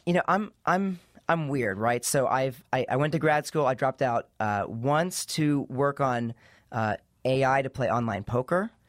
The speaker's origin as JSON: {"language": "English", "region": "East Coast", "country": "United States", "tie": "born or raised there", "said": "I grew up in the East Coast"}